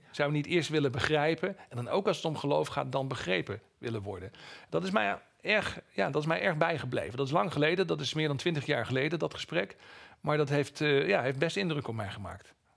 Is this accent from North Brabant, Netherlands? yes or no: no; East Groningen, Netherlands; moved away; Ik kom uit Oost-Groningen van oorsprong